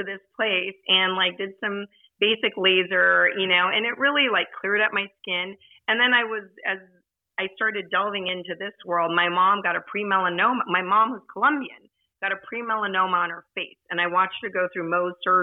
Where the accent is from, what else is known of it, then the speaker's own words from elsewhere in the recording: Southern California, United States; I grew up in Southern California